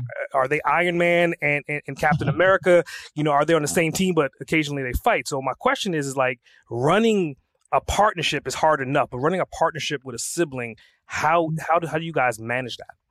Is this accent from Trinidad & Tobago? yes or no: yes; Trinidad & Tobago; I was born and raised in Trinidad